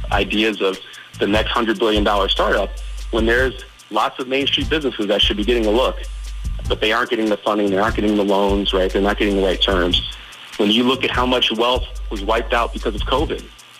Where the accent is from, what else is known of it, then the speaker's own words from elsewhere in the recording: Detroit, Michigan, United States; also born or lived in Chicago / Boston / Atlanta; now in Richmond, United States; I grew up in Detroit. I moved here from Chicago. I lived in Boston. I've lived in Atlanta